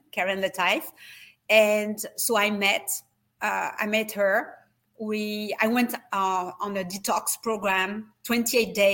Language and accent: English; France; accent: French; English is a second language; now in United States; need to have a better accent if I'm continuing to live in the States as I do. You know, I still have my French accent.